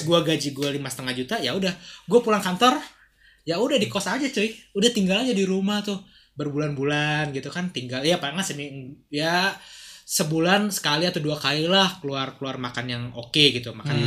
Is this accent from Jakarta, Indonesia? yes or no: yes; Jakarta, Indonesia; lifestyle kita anak Jakarta